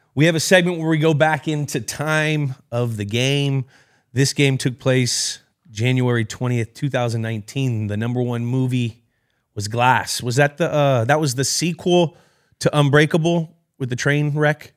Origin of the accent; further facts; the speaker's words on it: California, United States; I grew up playing soccer in California